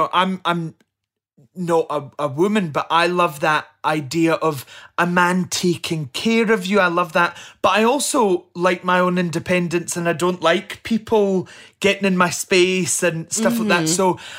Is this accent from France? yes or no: no; Scotland, United Kingdom; I love that I'm the Scotsman